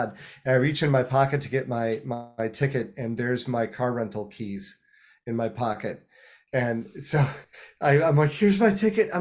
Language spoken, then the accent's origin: English; Los Angeles, California, United States; my hometown